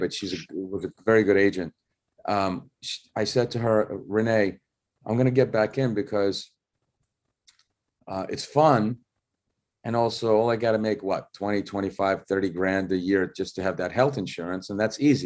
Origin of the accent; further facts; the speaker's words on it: New York City, New York, United States; also born or lived in Russia; Growing up in Bensonhurst